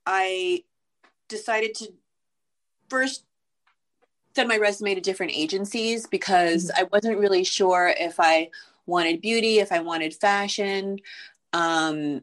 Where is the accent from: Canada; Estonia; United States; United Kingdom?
United States; New York City, New York; I grew up in Manhattan and in an apartment building